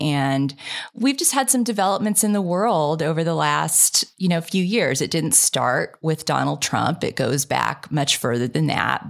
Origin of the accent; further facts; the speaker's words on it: Kansas, United States; moved away; I grew up in Kansas